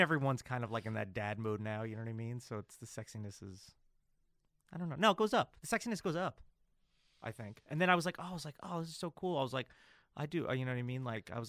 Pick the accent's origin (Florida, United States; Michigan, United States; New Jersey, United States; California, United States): New Jersey, United States; moved away; I'm from New Jersey originally.